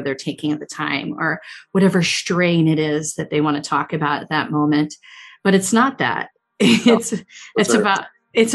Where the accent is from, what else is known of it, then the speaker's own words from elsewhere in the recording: Chester County, Pennsylvania, United States; When I was a little kid, I grew up in Chester County. And I'm still in Chester County